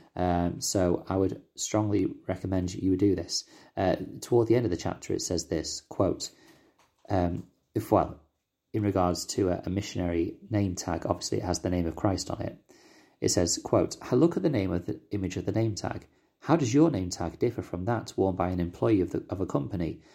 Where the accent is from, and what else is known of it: United Kingdom; accent: British